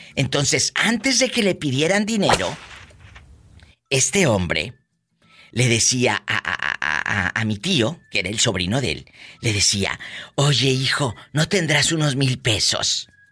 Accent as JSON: {"language": "Spanish", "town": "Matamoros", "region": "Tamaulipas", "country": "Mexico", "tie": "born or raised there", "moved": "yes", "said": "ahí en mi tierra, en Matamoros, Tamaulipas"}